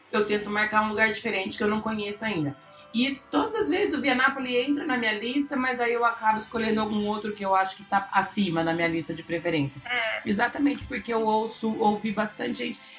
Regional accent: Marília, São Paulo, Brazil; Mas eu sou de Marília.

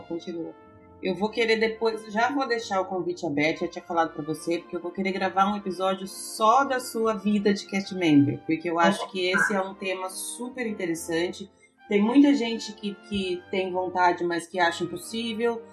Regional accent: Ourinhos, São Paulo, Brazil; eu sou de Ourinhos, lá pertinho

